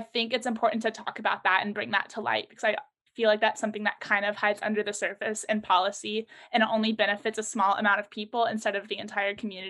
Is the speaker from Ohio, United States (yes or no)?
no; Texas, United States; I come from Texas, and Texas is just so rooted in the oil and gas industry